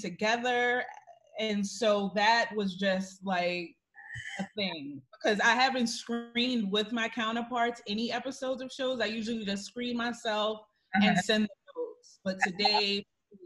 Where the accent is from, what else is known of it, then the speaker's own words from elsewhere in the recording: New York City, New York, United States; moved away as an adult; I grew up in Harlem though, so you know, when you are in Harlem, which is just like a Black city, a Black town, a Black area in Manhattan